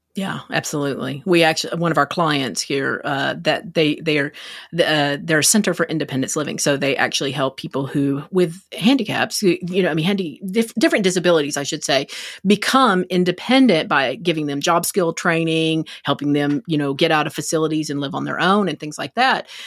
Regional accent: Texas, United States; I'm from Texas

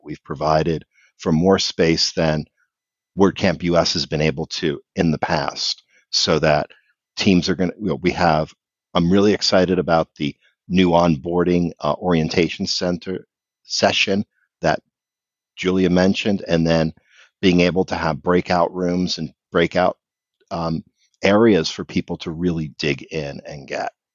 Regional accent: Philadelphia, Pennsylvania, United States; I'm from the Philadelphia area

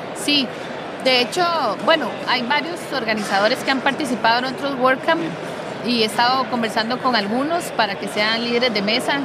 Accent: Costa Rica; yo soy de Costa Rica.

